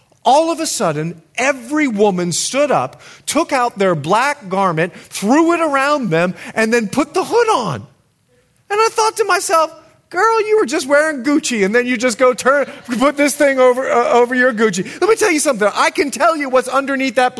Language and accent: English; Bahamas; also born or lived in United States; I'm more Bahamian than I am American